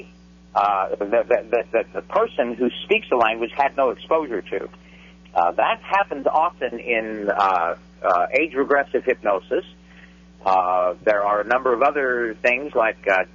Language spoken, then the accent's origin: English; Fort Worth, Texas, United States; I was born and raised in Fort Worth, Texas